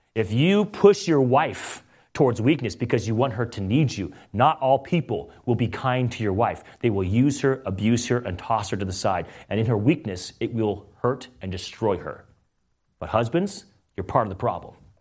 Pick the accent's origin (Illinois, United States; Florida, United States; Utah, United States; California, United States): California, United States; now in Meriden, Connecticut, United States; I'm from California